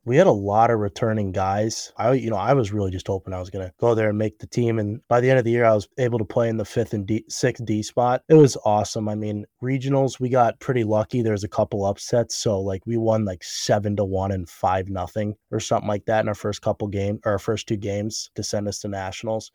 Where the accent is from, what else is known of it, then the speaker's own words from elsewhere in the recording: Cleveland, Ohio, United States; moved away as an adult; now in Cincinnati, United States; I was uh, born like actually in Cleveland, so I just played kind of local hockey around there